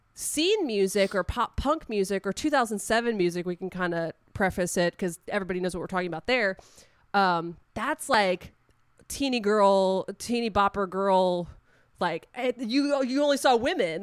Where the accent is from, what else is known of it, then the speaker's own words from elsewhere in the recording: Long Island, New York, United States; I grew up on Long Island.